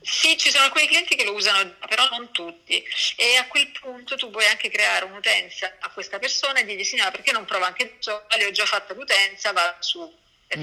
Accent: Messina, Sicily, Italy; moved away as an adult; also born or lived in Belgium / Paris / Canada / Geneva; now in Milan, Italy; io sono di Messina

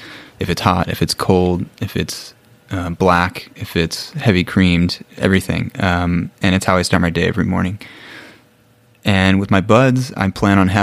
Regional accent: Bloomington, Illinois, United States; moved away as an adult; also born or lived in Nairobi, Kenya; now in Ecuador; I am originally from Bloomington, Illinois, which is in the Midwest, in the United States

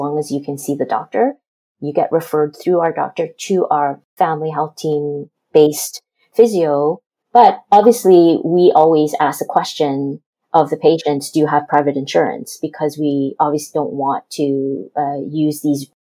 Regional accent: Canada; we're Canadian

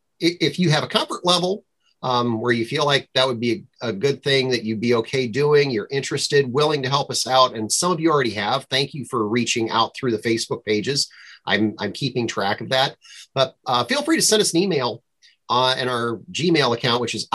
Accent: Minnesota, United States; I'm from Minnesota.

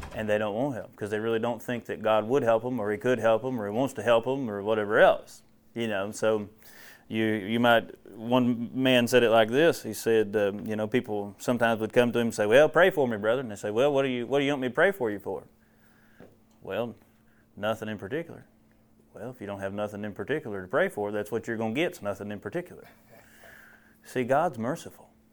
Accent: central Ohio, United States; moved away; I'm from Ohio originally, and I tell you what, I grew up hating Ohio State football because that's all you hear about. I'm from central Ohio

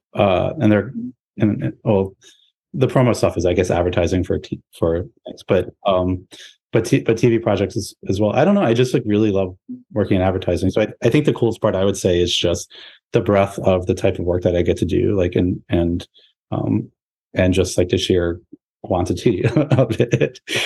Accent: New Orleans, Louisiana, United States; moved away as an adult; now in New York, United States; I grew up in New Orleans

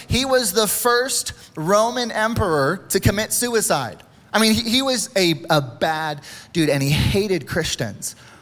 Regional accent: United States; we as American people

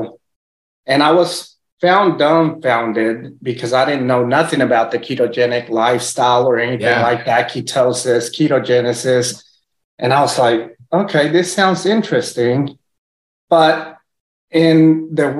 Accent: Texas, United States; first language Spanish; English is a second language; also born or lived in Puerto Rico; They moved to Texas, had me over here, moved back to Puerto Rico, and then my parents split up whenever I was like 3 years old. Then I came to Texas.

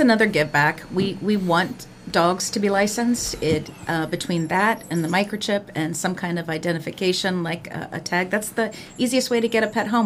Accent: Clark County, Ohio, United States; I grew up in Clark County, Ohio

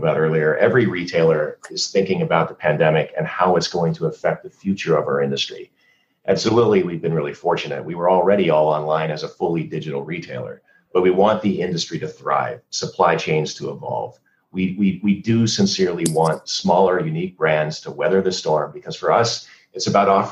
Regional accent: United States; moved away as an adult; also born or lived in Canada; I'm an American, but I also became a Canadian citizen during the many years that I lived in Canada

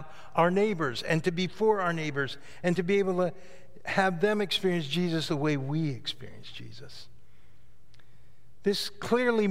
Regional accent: the Catskills, New York, United States; I grew up in the Catskills in New York

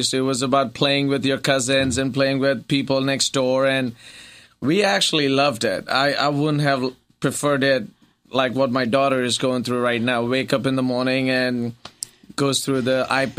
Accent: Mumbai, Maharashtra, India; moved away; Bombay, India. So I did my schooling in Bombay.

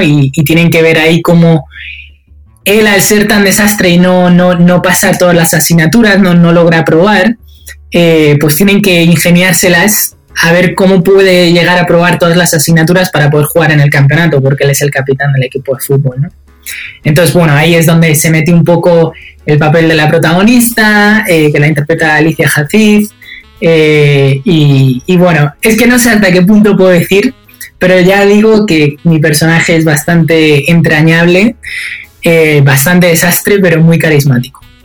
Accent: Spain; moved away; desde que yo salí de España

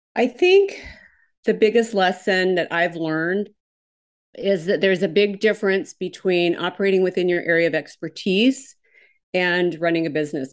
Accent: Minnesota, United States; now in Houston, United States; I'm originally from Minnesota, so I have absolutely the wrong accent.

